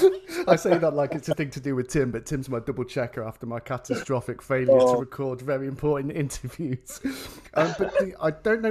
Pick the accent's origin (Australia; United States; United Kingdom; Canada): United Kingdom; England; I'm an Englishman